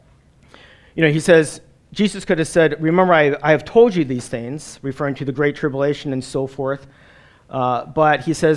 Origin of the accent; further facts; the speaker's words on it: Wisconsin, United States; moved away as an adult; also born or lived in New Jersey; I'm a Wisconsinite. I grew up in Wisconsin and live in northern Wisconsin